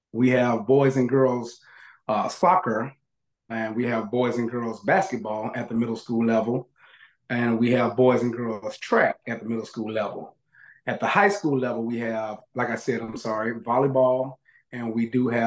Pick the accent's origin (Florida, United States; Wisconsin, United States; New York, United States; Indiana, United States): Florida, United States; Tallahassee; I'm born and raised in Tallahassee